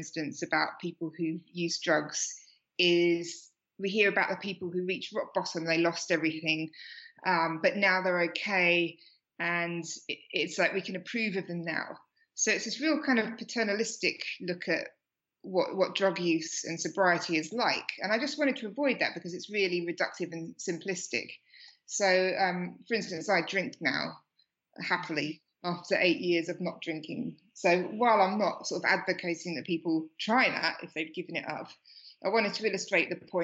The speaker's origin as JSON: {"language": "English", "town": "Slough", "region": "South East England", "country": "United Kingdom", "tie": "born or raised there", "moved": "yes", "lives_now": "Australia", "said": "I grew up in Slough in the UK and now I live in Australia"}